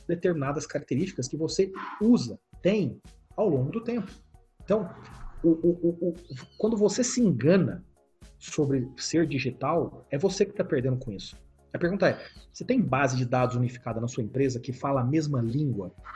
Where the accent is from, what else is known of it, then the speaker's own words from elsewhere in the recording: Brazil; Eu, como brasileiro